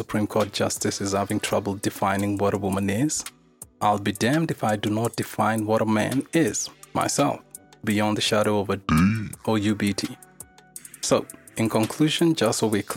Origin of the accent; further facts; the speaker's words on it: Kenya; I was born and raised in Kenya